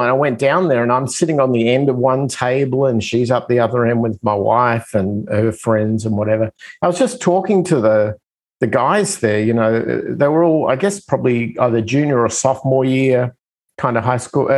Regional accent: Australia; moved away as an adult; now in United States; I come from Australia. I come from the other side of the planet

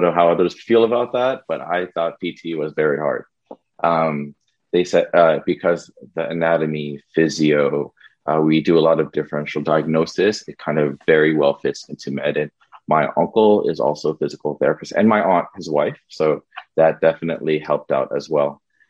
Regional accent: Los Angeles, California, United States; moved away as an adult; I'm a proud Angelian, because I'm from Los Angeles, but I'm also from Angla City, Pampanga.

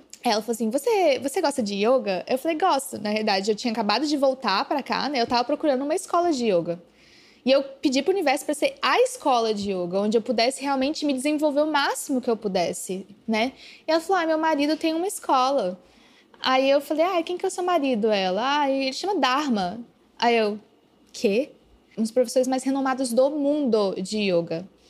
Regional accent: Araxá, Minas Gerais, Brazil; moved away; era na minha cidade natal, que era achar, e eu fiquei um mês em Araxá

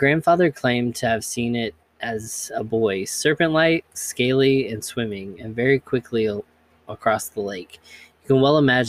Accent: Kentucky, United States; I grew up in Kentucky and heard about the Kelly Green Men, aka the Hopkinsville Goblins.

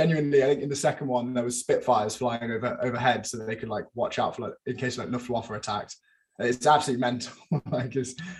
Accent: United Kingdom; as a British NFL fan

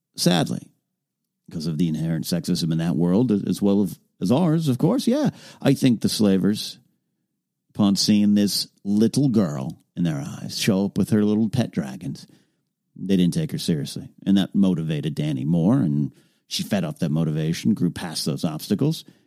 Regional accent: Arroyo Grande, California, United States; Arroyo Grande, California, my hometown.

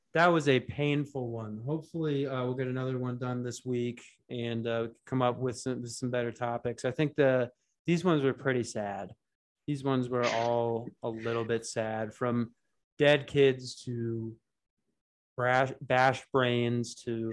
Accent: United States; I'm an American

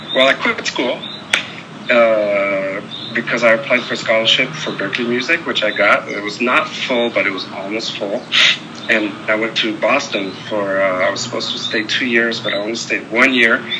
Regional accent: Paris, Île-de-France, France; I grew up in Paris, France

